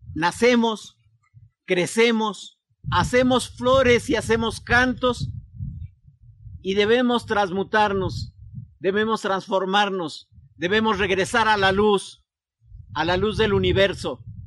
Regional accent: Texcoco, State of Mexico, Mexico; vengo del Guayaltepet de Texcoco, en el Estado de México

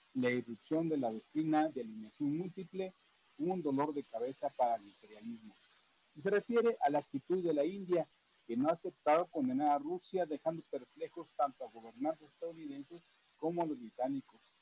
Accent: Mexico; en el caso de México, nuestro gobierno

